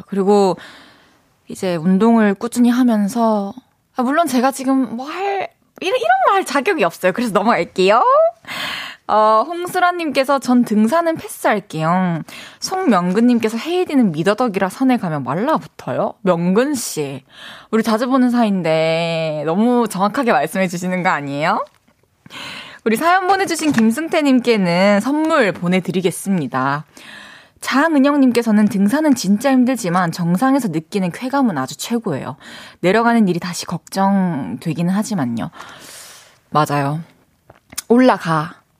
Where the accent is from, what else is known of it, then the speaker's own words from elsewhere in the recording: Changwon, South Gyeongsang, South Korea; 제 고향이 마산입니다